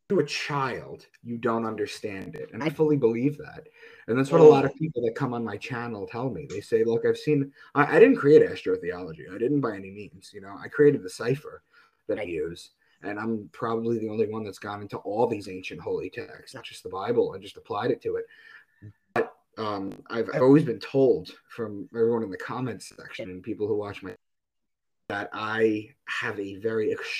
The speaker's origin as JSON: {"language": "English", "region": "New York", "country": "United States", "said": "I'm from New York, so I would be in Manhattan filming things."}